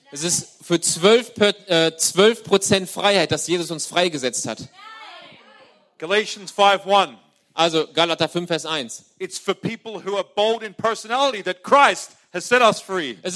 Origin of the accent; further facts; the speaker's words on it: Australia; German is a second language; moved away as an adult; now in Germany; ich bin Austra ich komme aus Australien.